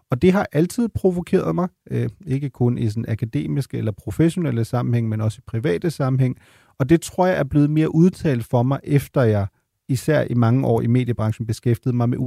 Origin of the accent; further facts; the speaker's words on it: Germany; Danish is a second language; jeg kommer fra Tyskland, og som så siger til mig, om jeg ikke skammer mig over at være tysk.